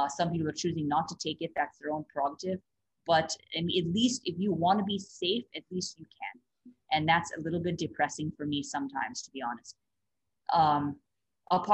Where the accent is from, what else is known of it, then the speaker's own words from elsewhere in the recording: United States; moved away as an adult; also born or lived in Haridwar, India; live in India as a as an American, as a foreigner